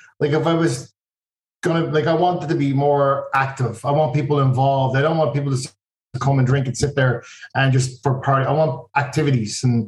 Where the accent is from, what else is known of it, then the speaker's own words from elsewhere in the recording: Ireland; moved away as an adult; now in United States; where I grew up, I'm from Ireland.